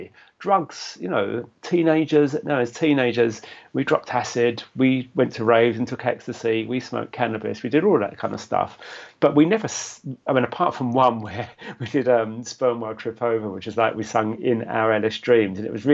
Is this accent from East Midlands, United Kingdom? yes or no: no; London, United Kingdom; I grew up in London